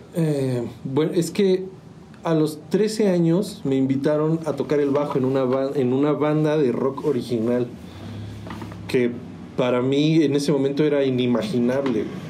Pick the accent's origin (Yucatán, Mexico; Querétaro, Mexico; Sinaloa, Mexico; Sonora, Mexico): Querétaro, Mexico; San Juan del Río; moved away as an adult; also born or lived in Mexico City; yo nací en la ciudad de Querétaro, pero mis, papás ya vivían acá, o sea, solo fui a nacer a la ciudad, pero soy sanjuanense pues de toda la vida, ¿no? O sea, crecí aquí